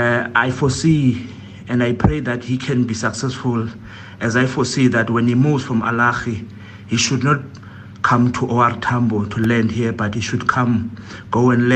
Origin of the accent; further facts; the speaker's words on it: South Africa; He's our pride as South African, one of our own.